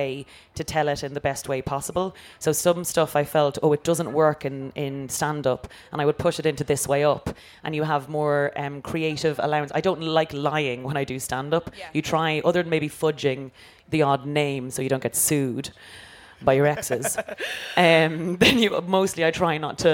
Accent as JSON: {"language": "English", "country": "Ireland", "tie": "born or raised there", "said": "growing up in Ireland, it was so monocultural"}